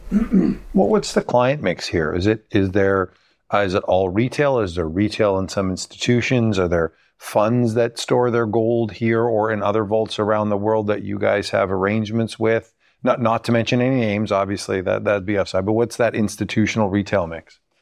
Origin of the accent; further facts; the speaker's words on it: Canada; being Canadian